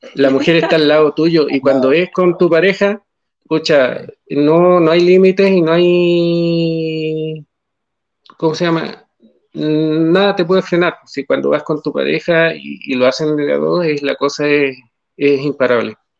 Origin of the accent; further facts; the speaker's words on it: Calama, Antofagasta, Chile; nosotros somos de Calama, de la zona norte del país